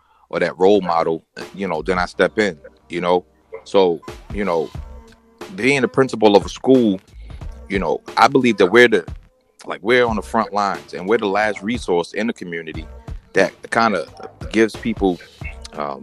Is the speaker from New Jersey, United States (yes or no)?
yes; Jersey City, New Jersey, United States; I'm born and raised in Chilltown, Jersey City